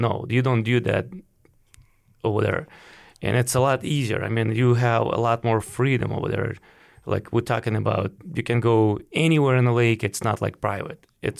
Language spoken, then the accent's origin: English; Ukraine; moved away as an adult; now in United States; I came from Ukraine.